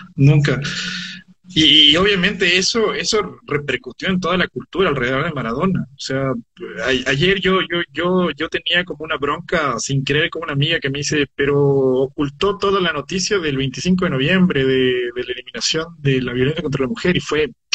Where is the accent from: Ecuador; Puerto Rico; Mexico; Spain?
Ecuador; yo como ecuatoriano